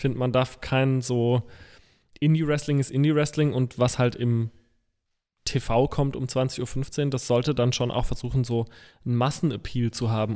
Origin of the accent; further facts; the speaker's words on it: Rhineland-Palatinate, Germany; als Pfälzer Bu